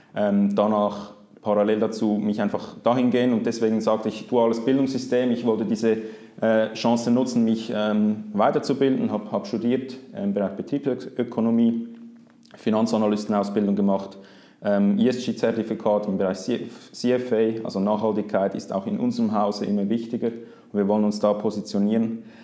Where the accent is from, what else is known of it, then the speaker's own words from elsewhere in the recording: Zurich, Switzerland; aufgewachsen bin ich in Zürich